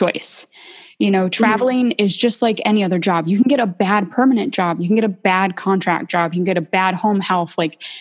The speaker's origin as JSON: {"language": "English", "town": "Bakersfield", "region": "California", "country": "United States", "said": "I'm from Bakersfield, California"}